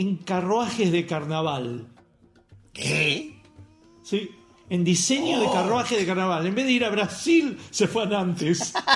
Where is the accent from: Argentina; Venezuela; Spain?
Argentina; now in Córdoba, Argentina; soy argentino